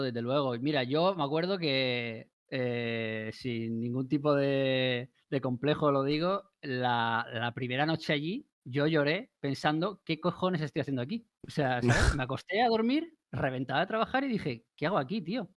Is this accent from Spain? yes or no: yes; Spain; somos los españoles